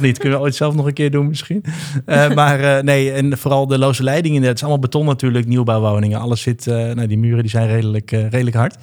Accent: Hilversum, North Holland, Netherlands; now in Amsterdam, Netherlands; geboren in Hilversum en woon nu in Amsterdam met Lisa samen

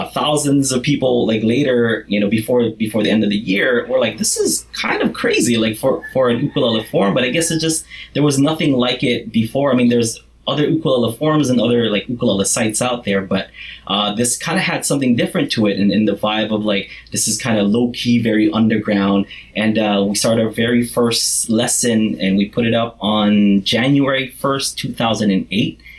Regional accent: Kauai, Hawaii, United States; it was big for someone like me because I'm from Kauai like, which is a smaller island in the Hawaiian island chain it's like the most country bumpkin island you know

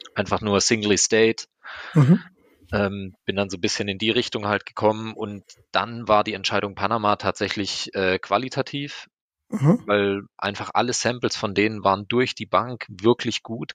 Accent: Black Forest, Baden-Württemberg, Germany; Ich bin im Schwarzwald aufgewachsen

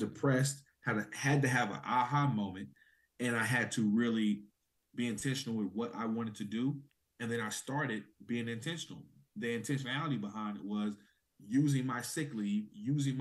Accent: Oklahoma, United States; I'm an Oklahoma native

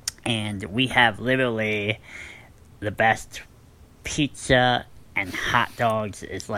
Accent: Illinois, United States; My hometown is Illinois in the Midwest, about 5 to 6 hours from Ohio, Cincinnati.

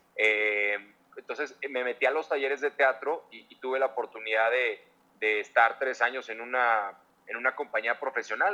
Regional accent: Mexico City, Mexico; moved away as an adult; also born or lived in Miami, United States; soy chilango

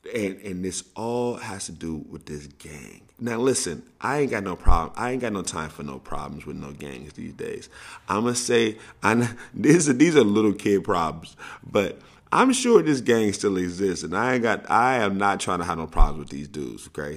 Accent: St. Louis, Missouri, United States; I grew up in Saint Louis

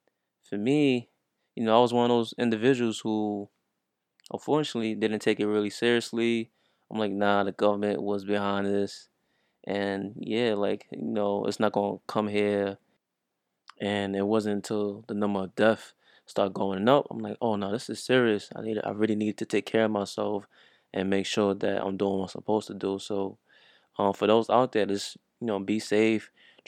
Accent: New York, United States; But since I'm from New York, I wanted to share my perspective.

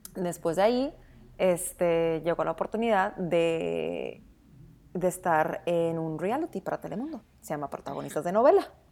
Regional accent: Sonora, Mexico; moved away; como buena sonorense

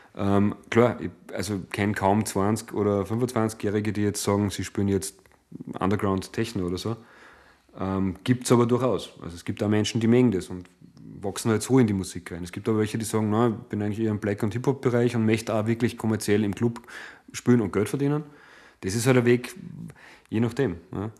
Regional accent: Hallein, Salzburg, Austria; Stadt im Land Salzburg. Es ist meine Heimatstadt äh, letztlich

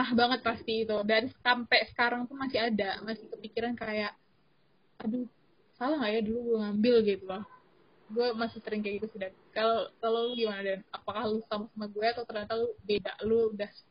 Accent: Sumatra, Indonesia; kayak gue juga dari Sumatera gitu kan dan merantau di uh, kampus luar pulau

